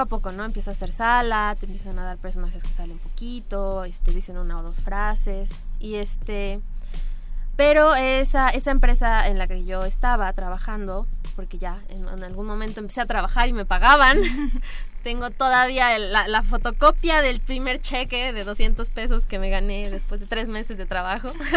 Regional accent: Cuernavaca, Morelos, Mexico; yo soy de Cuernavaca

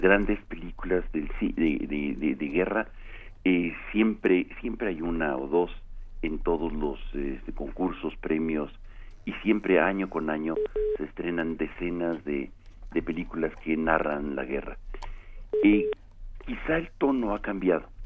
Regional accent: Mexico

